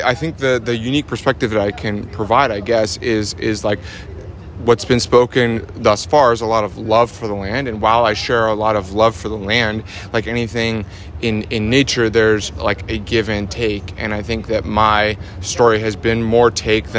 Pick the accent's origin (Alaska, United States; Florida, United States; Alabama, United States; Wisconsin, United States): Alaska, United States; Homer; also born or lived in Anchorage, Alaska; I grew up in Homer, Alaska, which is a small 5,000-person fishing village in Alaska. I was born in Anchorage, Alaska